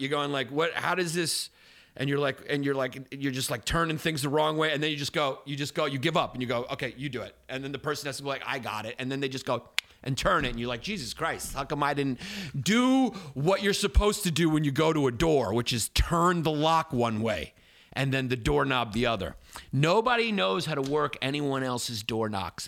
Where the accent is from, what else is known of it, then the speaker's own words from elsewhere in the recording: New Yorker, United States; I'm American. I, you know, it's typical like American, especially New Yorker arrogance